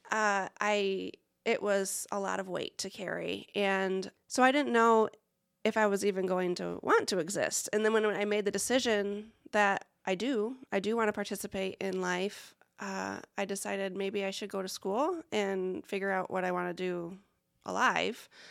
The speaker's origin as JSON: {"language": "English", "town": "Lake Odessa", "region": "Michigan", "country": "United States", "tie": "born or raised there", "moved": "yes", "lives_now": "Muncie, United States", "said": "I grew up in a tiny little town, much smaller than Muncie, called Lake Odessa."}